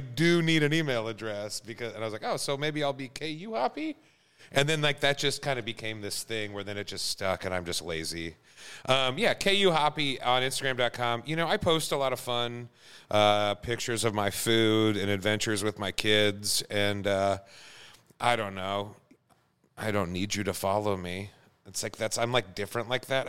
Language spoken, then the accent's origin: English; Prairie Village, Kansas, United States; also born or lived in Wisconsin / Duluth; I grew up in Prairie Village, Kansas